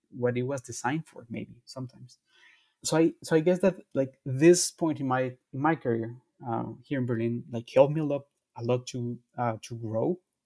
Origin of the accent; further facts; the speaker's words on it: Guatemala; I'm from Guatemala